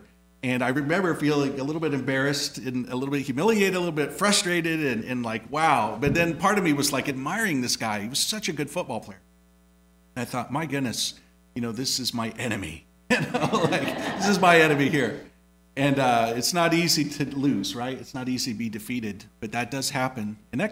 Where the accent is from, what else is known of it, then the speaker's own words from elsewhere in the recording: Indiana, United States; moved away; growing up in Indiana